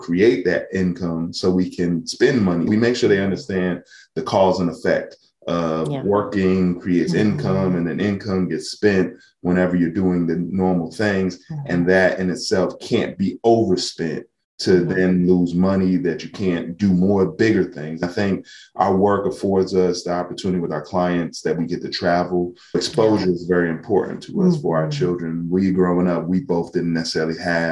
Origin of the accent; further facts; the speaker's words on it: United States; growing up in America